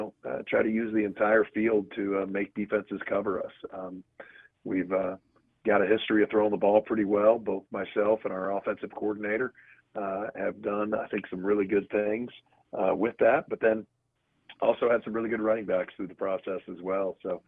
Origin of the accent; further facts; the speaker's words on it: Baltimore, Maryland, United States; born there; You know, I was born in Baltimore, so know the area a little bit.